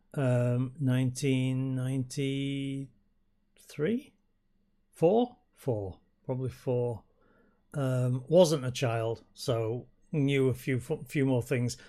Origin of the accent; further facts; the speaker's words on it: Yorkshire and the Humber, United Kingdom; I come from Yorkshire